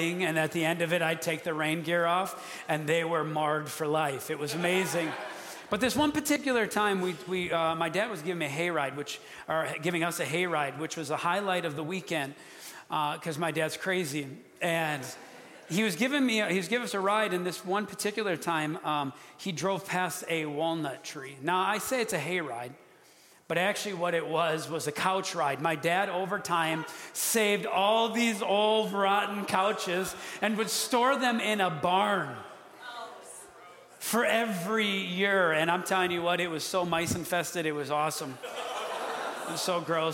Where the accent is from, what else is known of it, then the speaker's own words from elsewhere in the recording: Wisconsin, United States; moved away; I'm from Wisconsin